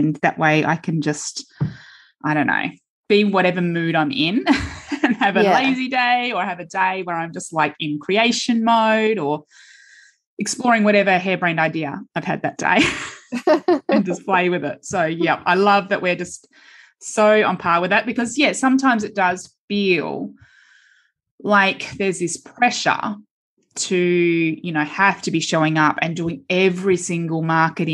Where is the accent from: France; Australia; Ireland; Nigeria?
Australia; Perth, Western Australia; we're both from Perth